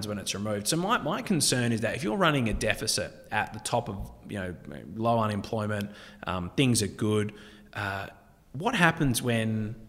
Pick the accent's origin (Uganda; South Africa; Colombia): South Africa; moved away; I was born in South Africa, and, you know, I know people there